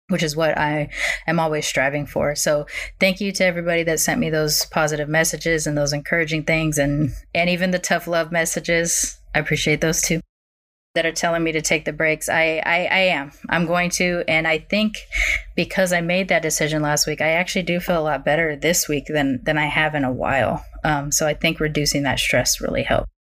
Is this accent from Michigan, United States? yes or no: no; California, United States; I grew up in Southern California, in which the way that I had learned the word meant California born Mexican um, to the people that I grew up around.